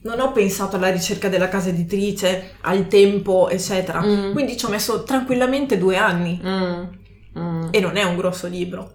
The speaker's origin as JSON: {"language": "Italian", "town": "Canossa", "region": "Emilia-Romagna", "country": "Italy", "also_born_or_lived": "Modena", "moved": "as an adult", "lives_now": "Munich, Germany", "said": "vengo da Canossa, mm-hmm. che è in provincia di Reggio Emilia"}